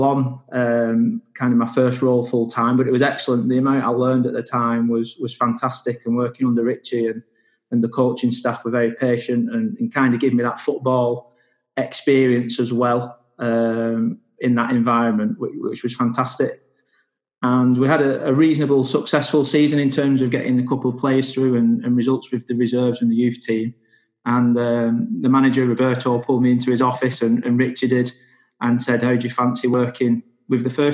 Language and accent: English; Wigan, North West England, United Kingdom; I'm from Wigan